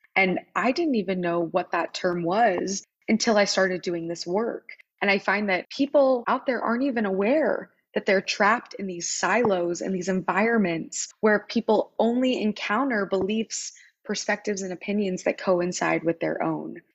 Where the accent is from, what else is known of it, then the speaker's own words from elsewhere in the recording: Wichita, Kansas, United States; moved away as an adult; also born or lived in Philadelphia, Pennsylvania; I grew up in Wichita